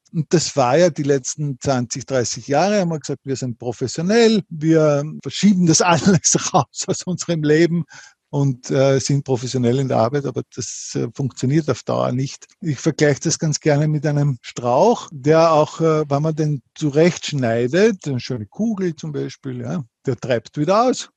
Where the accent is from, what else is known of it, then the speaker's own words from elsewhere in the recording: Linz, Upper Austria, Austria; ich komme aus Linz, in mhm. Oberösterreich, wir haben hier ein Unternehmen